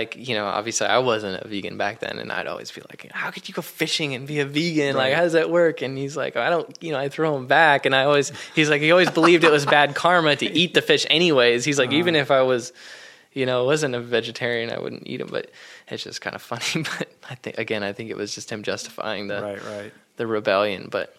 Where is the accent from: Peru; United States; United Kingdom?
United States; Iowa; I grew up in Iowa. I worked on race cars, and I'm a NASCAR driver.